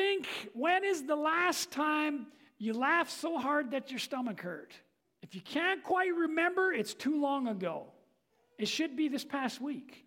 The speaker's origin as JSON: {"language": "English", "region": "England", "country": "United Kingdom", "said": "I'm an Englishman"}